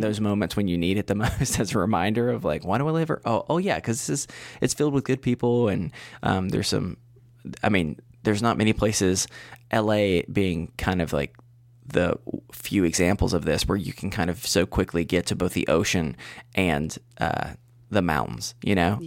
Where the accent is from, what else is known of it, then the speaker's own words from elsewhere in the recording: Western North Carolina, United States; back probably like thirty or so minutes from my hometown.